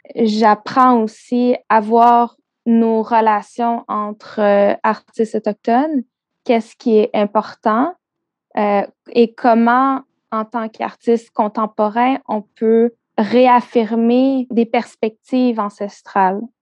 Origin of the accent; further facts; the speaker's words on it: South Shore of Montreal, Quebec, Canada; also born or lived in Vancouver; j'ai grandi euh, sur la rive sud de Montréal